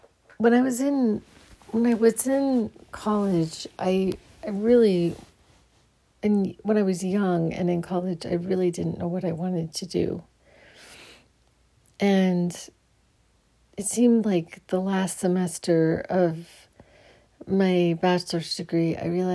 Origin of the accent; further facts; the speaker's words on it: Phoenix, Arizona, United States; I grew up in Phoenix. So I grew up in Phoenix, Arizona.